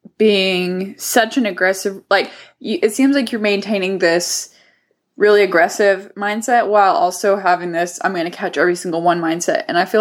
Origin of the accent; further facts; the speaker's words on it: Southwest Texas, United States; I'm from Southwest Texas